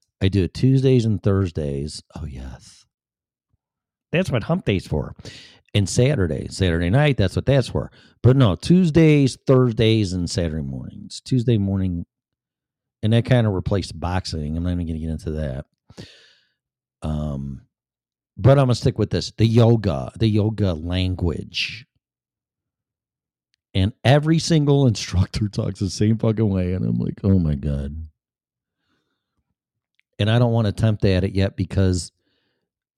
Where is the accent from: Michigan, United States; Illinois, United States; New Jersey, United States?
Illinois, United States; Chicago; accent: Chicago; moved away; also born or lived in Florida / Colorado; I still have my Chicago accent.